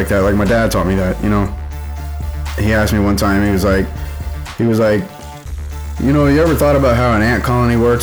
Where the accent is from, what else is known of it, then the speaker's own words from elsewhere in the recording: Houston, Texas, United States; moved away; also born or lived in Colorado Springs, Colorado / Las Vegas, Nevada; I grew up in Houston